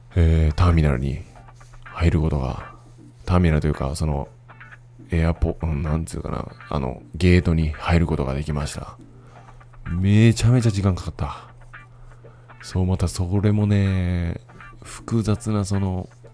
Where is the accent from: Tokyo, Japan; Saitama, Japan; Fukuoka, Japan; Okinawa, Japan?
Fukuoka, Japan; moved away as an adult; now in Taiwan; 自分の実家に泊まってた